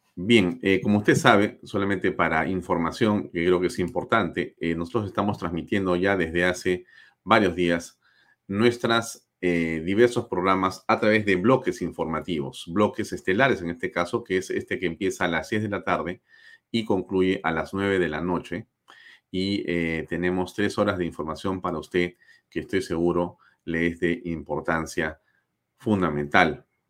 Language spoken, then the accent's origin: Spanish; Peru; como peruanos